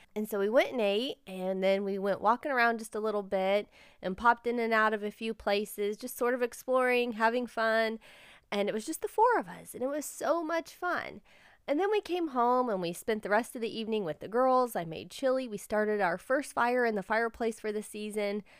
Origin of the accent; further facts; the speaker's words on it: Indiana, United States; we're from Indiana.